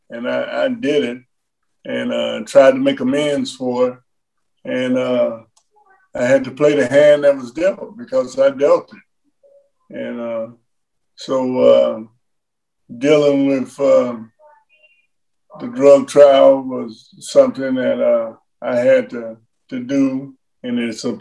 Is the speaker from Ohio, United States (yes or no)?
yes; Cincinnati, Ohio, United States; I was from Cincinnati